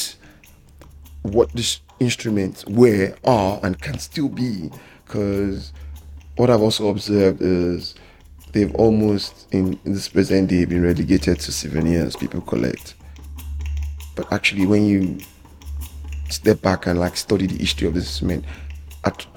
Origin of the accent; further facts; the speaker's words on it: Lagos, Nigeria; I was born and raised in Lagos